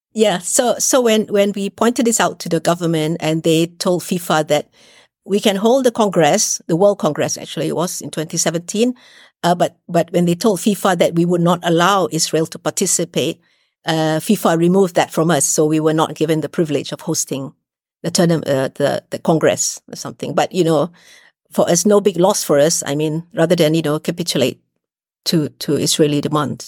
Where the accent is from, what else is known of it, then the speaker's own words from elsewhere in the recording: Malaysia; we as Malaysians